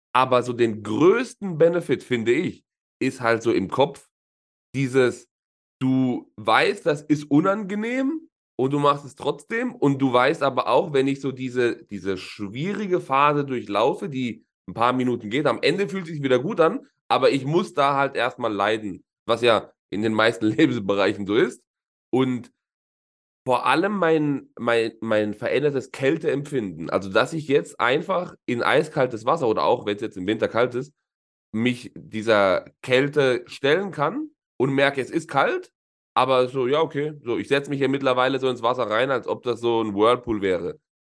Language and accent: German; Southern Italy, Italy; moved away; bei uns in, in Süditalien, wo ich herkomme